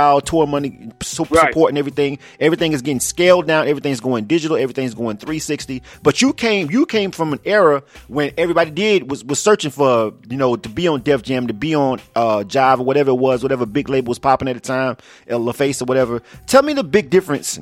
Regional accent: Florida, United States; I was born and raised in the South, right? But and so I used to get a lot of flack because I'm from Florida and I'm from the deep South

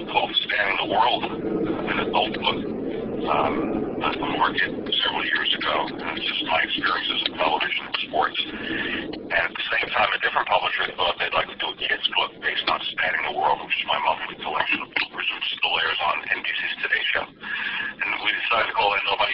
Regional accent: New York City, New York, United States; Even though I grew up in Queens

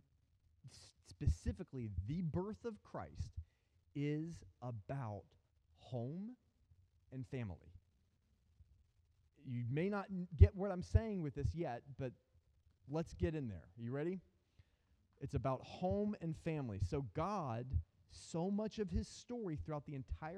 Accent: United States; also born or lived in South Africa; as an American

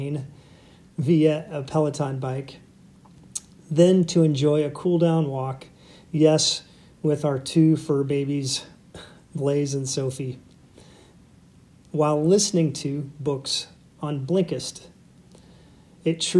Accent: United States; growing up in America, we studied Lincoln at some point, probably many points, as a significant president and cultural figure.

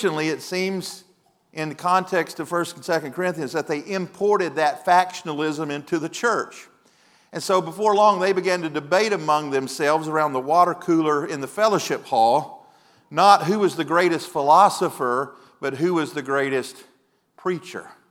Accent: Mississippi, United States; moved away as an adult; now in Texas, United States; I'm from Mississippi

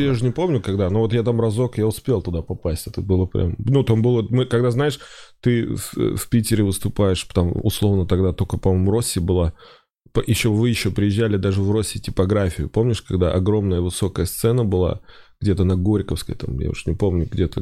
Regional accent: Oral, West Kazakhstan Region, Kazakhstan; moved away; also born or lived in Saint Petersburg; Я был в этом году в родном городе, в Уральске

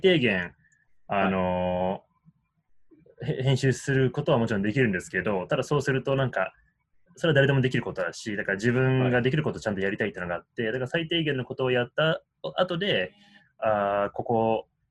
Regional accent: Washington, District of Columbia, United States; also born or lived in Tokyo, Japan; 東京で生まれて、で、10歳の頃から、うん、えー、DC

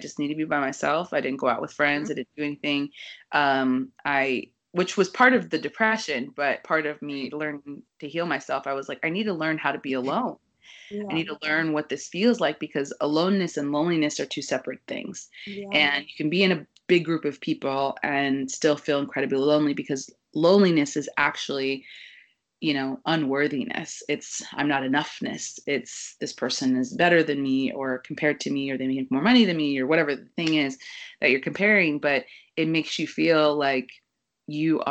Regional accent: Kansas City, United States; moved away as an adult; now in New York, United States; I grew up in Kansas City where, you know, everybody kind of gets married at 22, 24

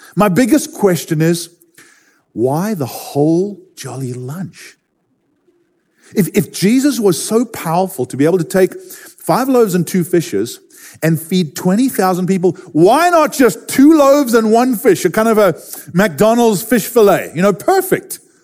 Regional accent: Durban, KwaZulu-Natal, South Africa; I grew up in Durban, South Africa

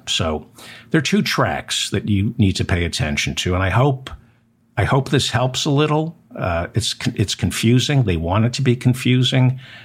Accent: United States; as an American citizen

